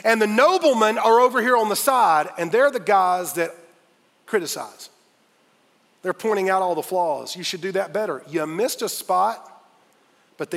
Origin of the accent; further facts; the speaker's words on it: Fountain Inn, South Carolina, United States; I grew up in Fountain Inn, South Carolina, F-I till I die.